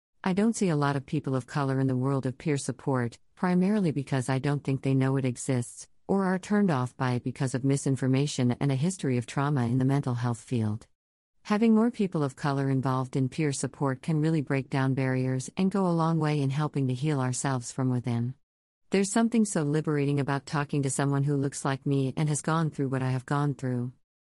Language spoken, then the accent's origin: English; the South, United States; As a Black gay man growing up in the South, it was taboo even to talk about being gay, and it was especially taboo to talk about mental health.